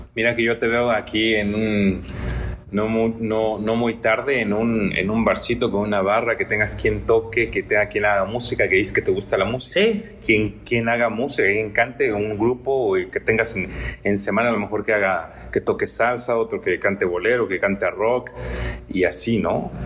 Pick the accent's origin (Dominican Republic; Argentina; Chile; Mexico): Mexico; como mexicanos